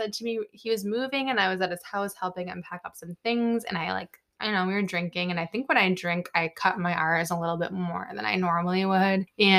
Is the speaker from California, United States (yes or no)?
no; South Shore, Massachusetts, United States; I'm from the South Shore, there's like Carver, Plymouth.